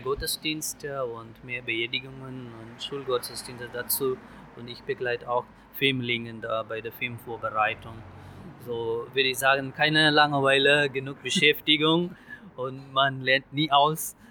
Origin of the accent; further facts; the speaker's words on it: India; German is a second language; also born or lived in Ibbenbüren, Germany; now in Selm, Germany; Imbüren war für mich als Inder die zweite Heimat